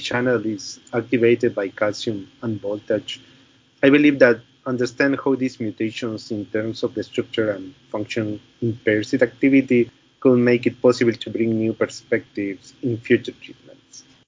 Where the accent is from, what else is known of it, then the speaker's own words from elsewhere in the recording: Chile; moved away; I am from Chile